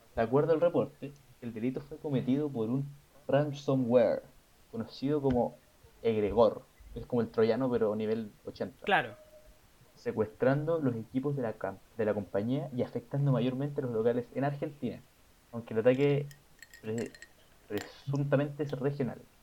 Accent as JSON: {"language": "Spanish", "country": "Chile", "said": "como chileno"}